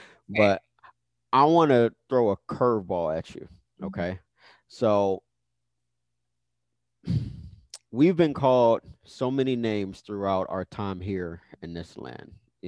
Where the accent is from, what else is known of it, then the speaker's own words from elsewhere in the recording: United States; I was born in America. I should be considered American.